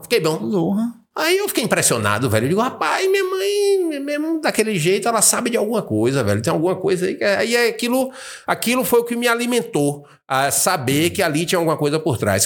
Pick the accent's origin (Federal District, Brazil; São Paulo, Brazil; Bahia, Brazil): Bahia, Brazil; also born or lived in United States; eu sou baiano, tô na minha região